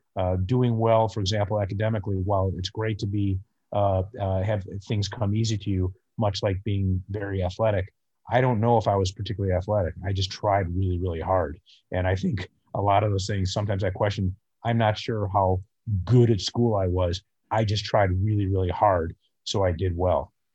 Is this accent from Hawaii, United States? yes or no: no; northern suburbs of Chicago, Illinois, United States; I live in Chicago, and I grew up in the northern suburbs of Chicago